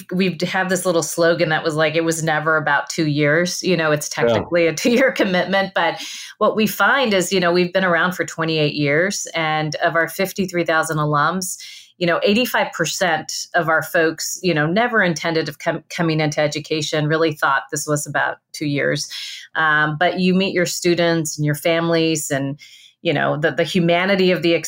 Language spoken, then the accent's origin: English; Rio Grande Valley, Texas, United States; moved away; I'm from the Rio Grande Valley